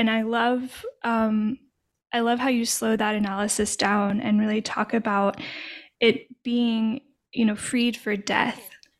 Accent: Arkansas, United States; now in Louisiana, United States; I'm from Arkansas originally, and I now live in Louisiana.

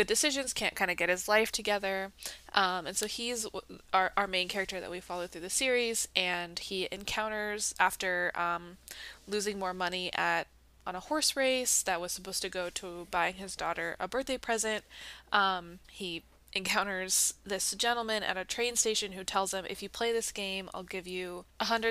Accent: United States; I played that as a child growing up in America.

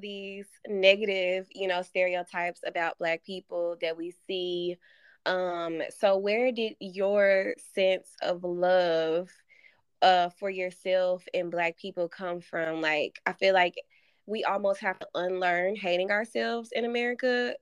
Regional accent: Arkansas, United States; growing up in Arkansas

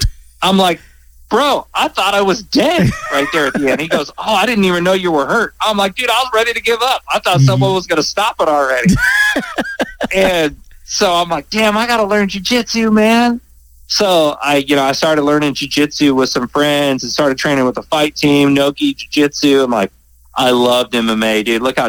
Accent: Bay Area, California, United States; I grew up in the Bay Area

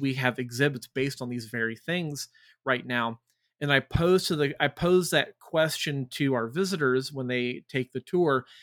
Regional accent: United States; we rebelled against them as Americans

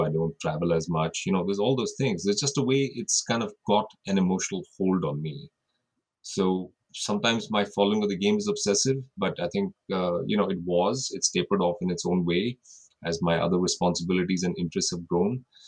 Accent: India; moved away as an adult; also born or lived in Australia; now in United States; I grew up in India but I now live in the United States. I spent a couple of years in Australia

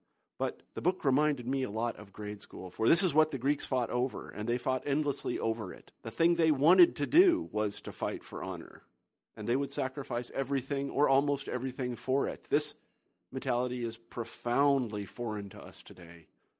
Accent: Kansas, United States; now in Iowa City, United States; I grew up in Kansas. That's very different than Japan, but still.

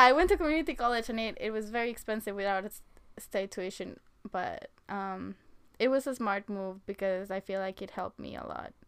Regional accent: Mexico; moved away as an adult; now in United States; I was born in Mexico and I came to America in 2013 after graduating high school

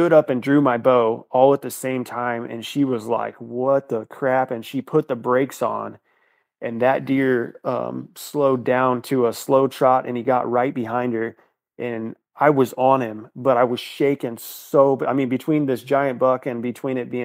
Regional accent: Northeast Missouri, United States; also born or lived in Iowa; I grew up in Northeast Missouri, and I currently live in Missouri

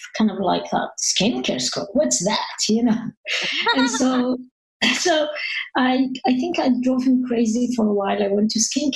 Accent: Paris, Île-de-France, France; English is a second language; moved away as an adult; also born or lived in North Africa; now in United States; I grew up in Paris. I was not born in Paris. I was born in North Africa.

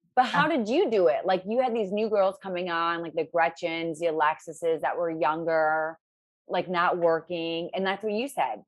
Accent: Ohio, United States; I'm from Ohio.

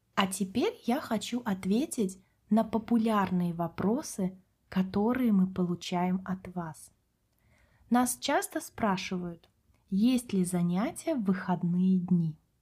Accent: Kaliningrad, Kaliningrad Oblast, Russia; Мы с Катей родились в России, выросли в городе Калининград на берегу Балтийского моря

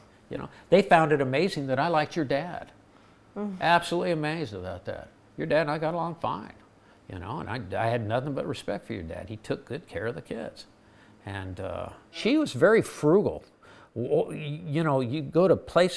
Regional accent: Southern California, United States; moved away; I grew up in Southern California

